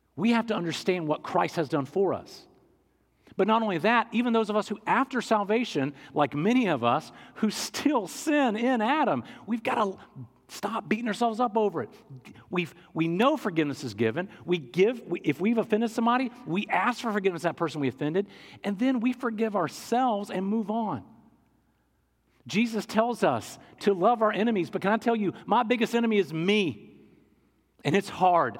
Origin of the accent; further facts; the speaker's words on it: England, United Kingdom; I'm an English guy